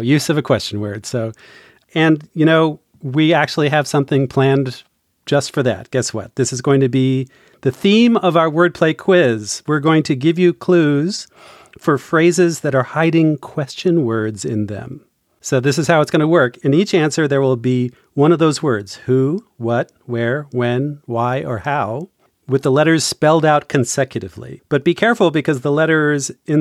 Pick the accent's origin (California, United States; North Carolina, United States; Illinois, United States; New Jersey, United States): New Jersey, United States; Hunterdon County; I grew up a bit north of there in Hutterdon County.